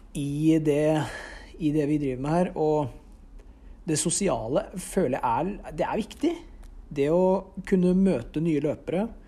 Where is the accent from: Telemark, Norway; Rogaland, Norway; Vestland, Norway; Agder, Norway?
Telemark, Norway; Notodden; jeg kommer fra Notodden og bor der nå